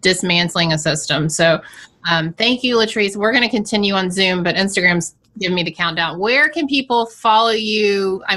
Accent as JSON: {"language": "English", "town": "Savannah", "region": "Georgia", "country": "United States", "tie": "born or raised there", "also_born_or_lived": "Atlanta, Georgia", "said": "I grew up in Savannah, Georgia."}